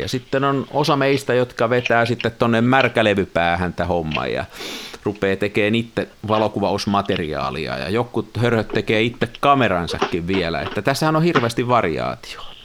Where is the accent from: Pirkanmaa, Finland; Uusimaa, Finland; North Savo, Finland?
Pirkanmaa, Finland; near Tampere; Mä oon siellä kymmenenvuotiaana joskus leikkinyt ja mennyt sinne sillan sisälle sinne palkkiin. Mulla on siihen semmoinen niin kuin 50 vuoden suhde siihen siltaan. Me asuttiin okay. silloin pikkupoikana lähellä.